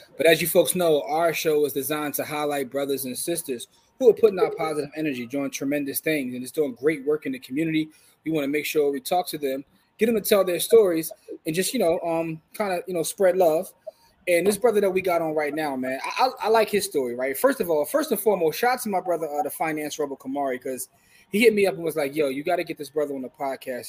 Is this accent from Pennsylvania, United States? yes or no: yes; Philadelphia, Pennsylvania, United States; we're from Philadelphia